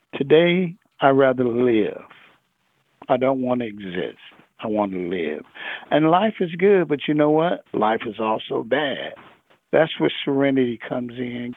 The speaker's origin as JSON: {"language": "English", "town": "Los Angeles", "region": "California", "country": "United States", "said": "I come from South Central"}